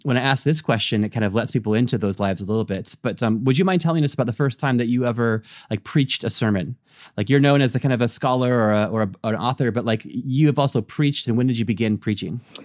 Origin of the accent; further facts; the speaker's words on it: United States; moved away as an adult; now in Europe; I am an American living in Europe